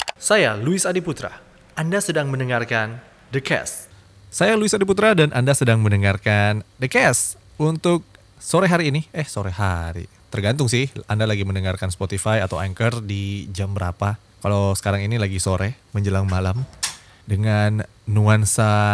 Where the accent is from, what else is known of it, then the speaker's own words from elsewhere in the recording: Makassar, South Sulawesi, Indonesia; Saya orang Makassar